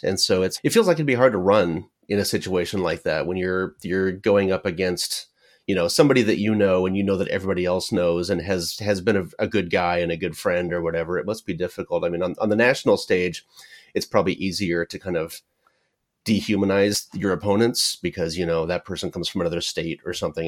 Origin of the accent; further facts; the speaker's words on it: Paradise, California, United States; My hometown is, was, uh, Paradise, California